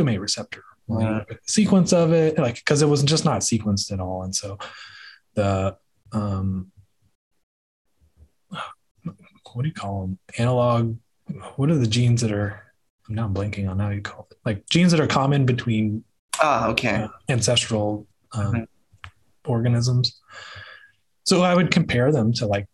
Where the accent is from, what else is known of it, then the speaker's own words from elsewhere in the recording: Dallas, Texas, United States; I grew up here in the North Texas area